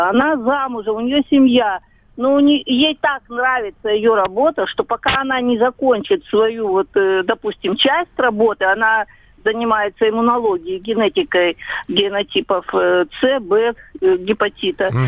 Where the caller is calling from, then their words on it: Khabarovsk, Khabarovsk Krai, Russia; Здравствуйте, я звоню вам из Хабаровска, я хотела бы поделиться своими соображениями.